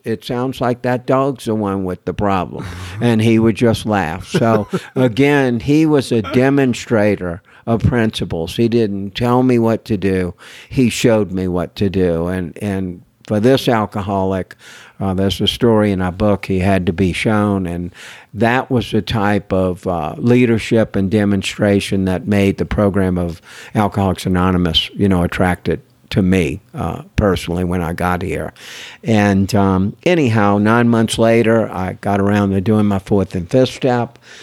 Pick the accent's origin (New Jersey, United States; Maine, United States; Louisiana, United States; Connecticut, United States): Louisiana, United States; New Orleans; I'm from New Orleans, Louisiana. Everybody's creative